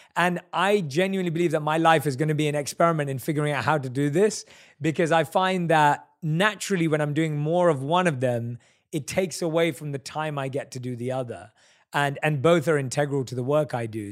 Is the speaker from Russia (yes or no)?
no; London, United Kingdom; we're both from London